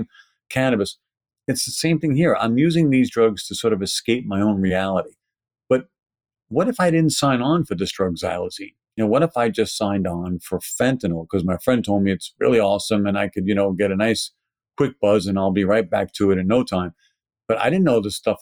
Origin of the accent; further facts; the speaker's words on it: New York City, New York, United States; accent: Brooklyn; my Brooklyn accent